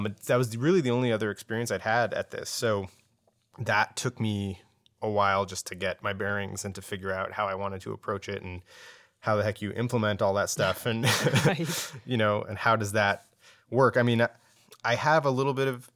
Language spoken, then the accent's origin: English; San Jose, California, United States; now in New York, United States; We're all from San Jose.